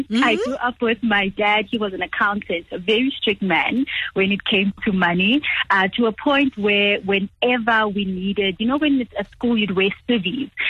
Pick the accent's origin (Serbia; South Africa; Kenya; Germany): South Africa; Johannesburg, Gauteng; So I still work with a lot of women my hometown, where I am in Johannesburg at the moment, it's just a continuous thing.